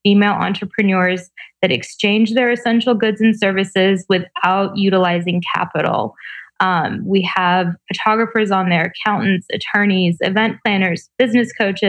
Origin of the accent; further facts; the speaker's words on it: Atlanta, Georgia, United States; also born or lived in Tbilisi, Georgia / Mar Vista, Los Angeles; now in Los Angeles, United States; I was born in Tbilisi, Georgia, former Soviet Union, grew up in Atlanta, Georgia